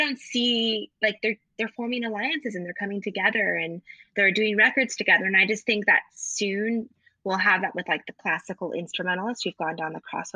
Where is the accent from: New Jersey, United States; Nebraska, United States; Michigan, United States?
Nebraska, United States; Lincoln; I'm from Lincoln, Nebraska, and I grew up in a really, in a predominantly white area